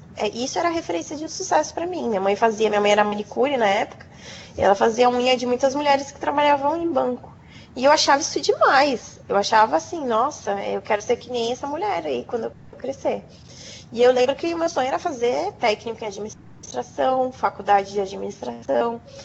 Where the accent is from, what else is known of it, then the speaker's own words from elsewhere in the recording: coast of São Paulo, Brazil; Sou do litoral de São Paulo